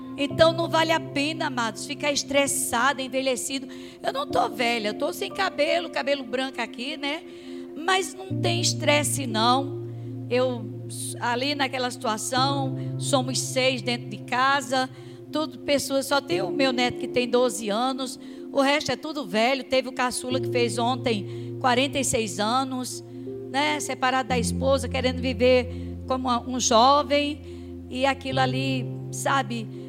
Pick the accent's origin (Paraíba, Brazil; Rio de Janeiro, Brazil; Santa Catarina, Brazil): Paraíba, Brazil; Campina Grande; moved away; a igreja lá da, da minha terra, é um tempo que é, entra na frente e sai atrás, é, sai noutra avenida. Não sei se alguém conhece a Igreja Congregacional de Campina Grande